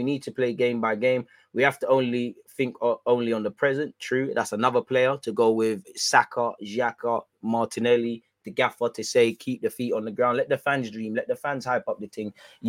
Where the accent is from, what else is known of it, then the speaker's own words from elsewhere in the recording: Portugal; English is a second language; moved away as an adult; No, I come from Portugal and bring the sun.